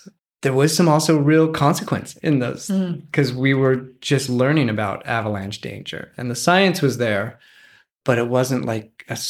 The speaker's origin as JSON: {"language": "English", "region": "Rocky Mountains", "country": "United States", "tie": "born there", "said": "So I was born in the Rocky Mountains, not near the ocean."}